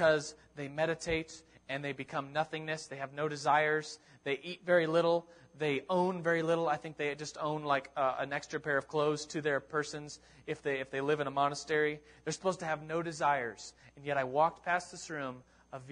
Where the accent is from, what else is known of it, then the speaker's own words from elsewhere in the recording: United States; I'm from America